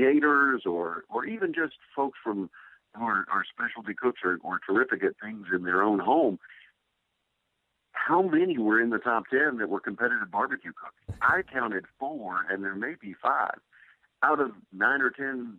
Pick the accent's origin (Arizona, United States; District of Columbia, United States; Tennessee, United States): Tennessee, United States; Cookeville; my hometown of Cookeville, Tennessee